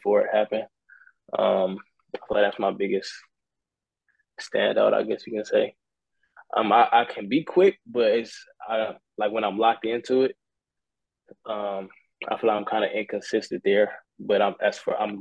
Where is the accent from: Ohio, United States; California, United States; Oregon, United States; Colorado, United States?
California, United States; Long Beach; moved away; also born or lived in Idaho; I'm from Cali. I'm from Long Beach.